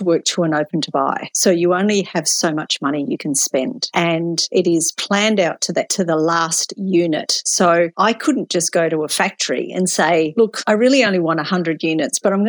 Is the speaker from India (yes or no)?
no; Tasmania, Australia; moved away as an adult; also born or lived in Melbourne; I grew up in Tasmania